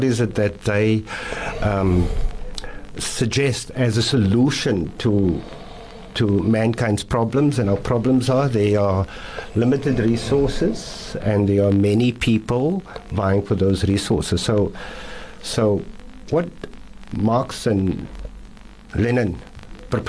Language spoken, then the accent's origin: English; Cape Town, Western Cape, South Africa; also born or lived in Rylands, Cape Town; I was born in Rylands, but I grew up on the entire Cape Flats.